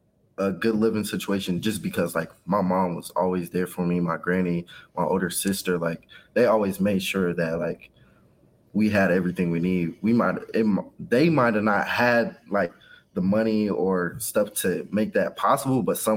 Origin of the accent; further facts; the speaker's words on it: Kansas City, Kansas, United States; I was raised in Wyandotte County, Kansas, on the side. So Kansas City, Kansas, all the way up until high school. And that's when I moved to the Kansas City, Missouri side.